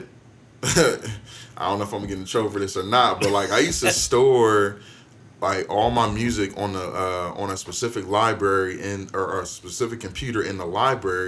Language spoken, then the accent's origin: English; Canton, Ohio, United States; I grew up in Canton, Ohio, Canton, Maslin area